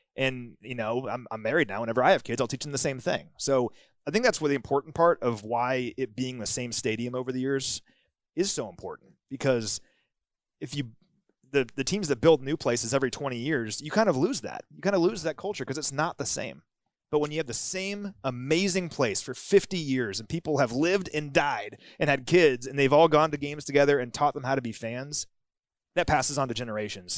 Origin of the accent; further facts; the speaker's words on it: Kansas City, Missouri, United States; I grew up in Kansas City